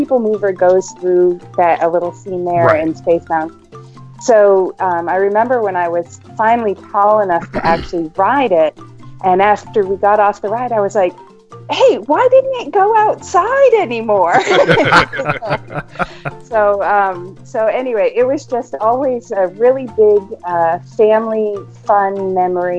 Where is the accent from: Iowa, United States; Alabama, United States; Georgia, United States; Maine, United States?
Maine, United States; now in Knoxville, United States; We're actually from Maine, and I have 12 brothers and sisters